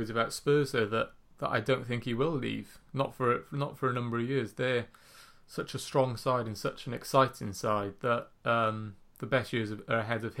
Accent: Wales, United Kingdom; being a Welshman

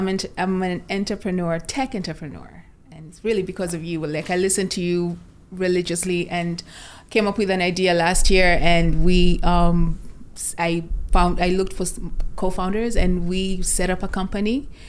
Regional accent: Kenya; moved away as an adult; also born or lived in India / Germany; now in United States; I was born in Kenya.

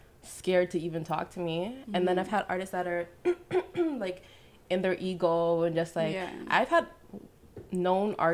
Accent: Toronto, Ontario, Canada; I'm from the Rex

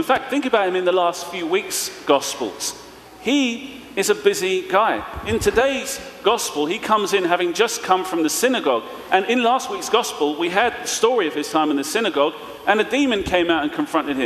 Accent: London, United Kingdom; I'm from East London, so we're speaking in a kind of funny way.

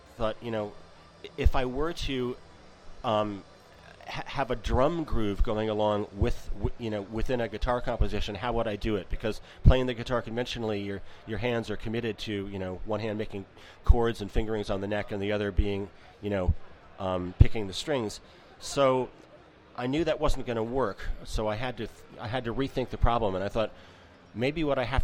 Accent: Armonk, New York, United States; moved away as an adult; also born or lived in San Francisco / Midwest; now in Girvan, United Kingdom; I grew up in New York State, about 35 miles northeast of New York City, a small town called Armonk

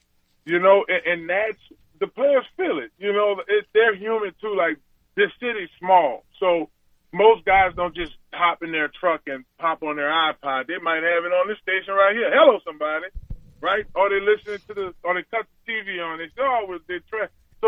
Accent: New Orleans, Louisiana, United States; born or raised there

